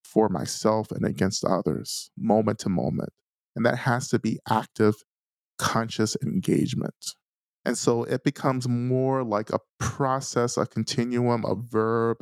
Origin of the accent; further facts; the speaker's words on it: North Georgia, United States; I'm a Black man who grew up in North Georgia in a small Black community.